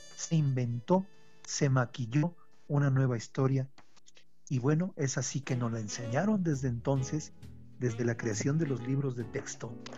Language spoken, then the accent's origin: Spanish; Mexico; la defensa de nuestro país